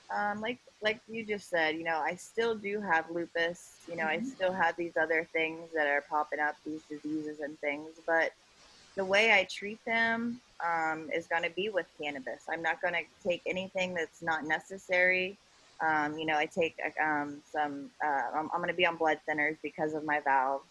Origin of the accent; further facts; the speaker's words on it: Ohio, United States; I'm from Ohio